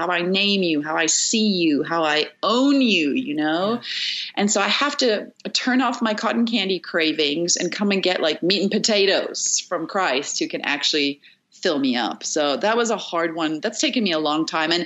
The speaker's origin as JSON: {"language": "English", "country": "South Africa", "said": "I'm from South Africa"}